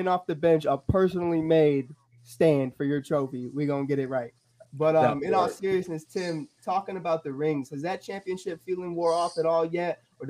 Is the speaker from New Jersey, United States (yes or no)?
no; Chicago, Illinois, United States; I'm a Chicagoan